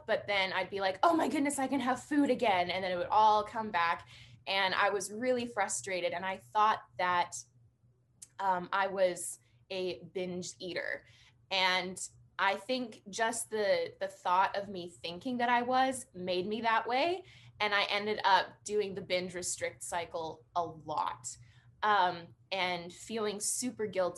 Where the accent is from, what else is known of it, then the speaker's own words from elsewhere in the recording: British Columbia, Canada; I am from British Columbia, Canada